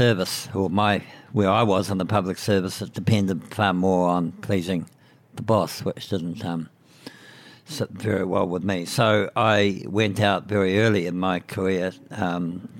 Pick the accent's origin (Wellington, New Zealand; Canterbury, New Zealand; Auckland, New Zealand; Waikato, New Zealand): Waikato, New Zealand; Putaruru; I grew up in Pateru, which is a small town in the southern Waikato. And I didn't get out of there until I went to university.